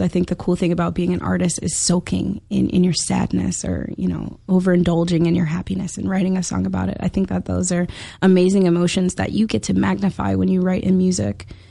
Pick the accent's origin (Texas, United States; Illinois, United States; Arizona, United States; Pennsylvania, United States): Illinois, United States; Chicago; I'm from Chicago